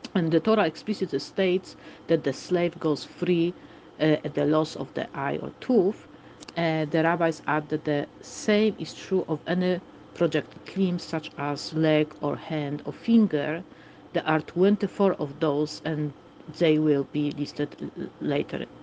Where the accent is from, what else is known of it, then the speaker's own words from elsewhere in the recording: Warsaw, Masovian Voivodeship, Poland; English is a second language; I also have a little bit of accent, as you can hear. I am from Warsaw, from Poland